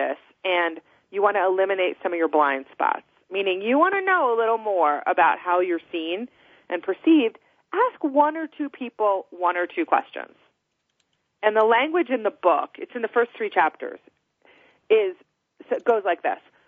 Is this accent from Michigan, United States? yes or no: no; New Jersey, United States; now in Colorado, United States; I'm from New Jersey originally